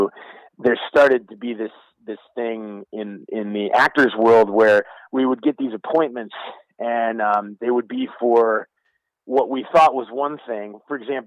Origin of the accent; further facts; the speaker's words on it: Indiana, United States; moved away; I'm from Indiana originally, a little farming Amish community in northern Indiana